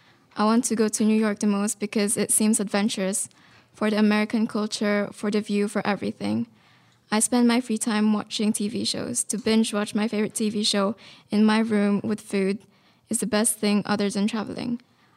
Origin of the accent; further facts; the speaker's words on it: Philippines; I'm currently 14. I'm also from the Philippines.